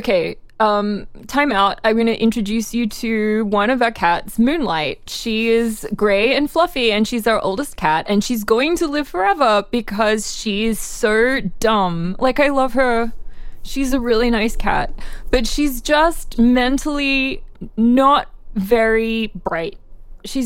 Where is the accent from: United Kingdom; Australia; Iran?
Australia; now in United States; I'm Australian originally. Now I'm a dual citizen.